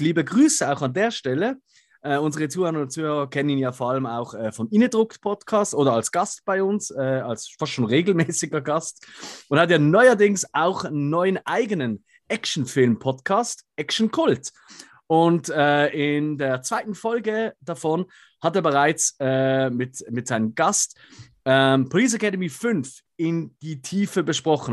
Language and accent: German; Switzerland; wir sind Schweizer, deswegen können wir nicht so gut Hochdeutsch wie ihr